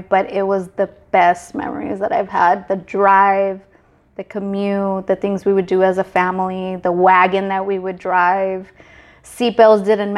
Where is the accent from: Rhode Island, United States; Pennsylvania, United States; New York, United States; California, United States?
California, United States; Anaheim; also born or lived in Guaymas, Sonora, Mexico / Santa Ana, California; I grew up in Orange County. I was born in Mexico, though, but I did grow up in Orange County, Anaheim